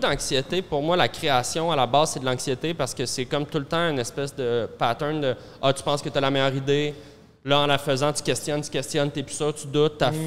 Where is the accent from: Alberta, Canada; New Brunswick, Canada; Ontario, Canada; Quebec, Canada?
Quebec, Canada; Montreal; Moi, j'ai grandi dans Centre-Sud